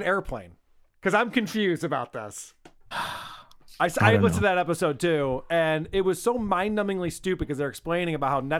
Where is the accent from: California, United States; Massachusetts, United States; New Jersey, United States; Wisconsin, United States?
Wisconsin, United States; I'm from Wisconsin.